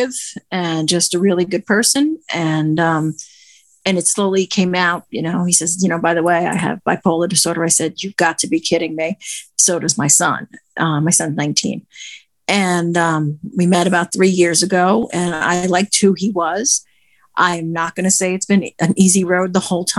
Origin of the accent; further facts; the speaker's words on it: New York City, New York, United States; now in New Jersey, United States; I'm from New Jersey, originally from New York City